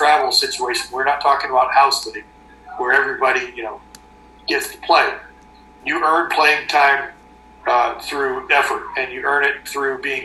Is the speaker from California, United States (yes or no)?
yes; Southern California, United States; now in Canada; I grew up in Southern California